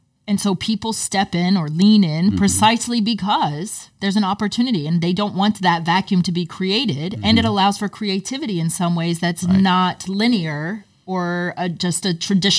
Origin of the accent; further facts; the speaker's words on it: United States; I can speak as an American